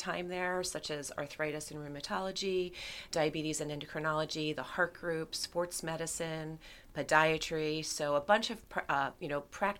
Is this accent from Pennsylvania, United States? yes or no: yes; Reading, Pennsylvania, United States; moved away as an adult; now in Lancaster, United States; I grew up in outside of Reading, Pennsylvania